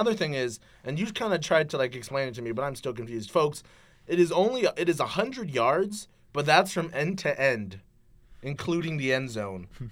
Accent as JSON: {"language": "English", "region": "Southwest", "country": "United States", "said": "I'm from the Southwest."}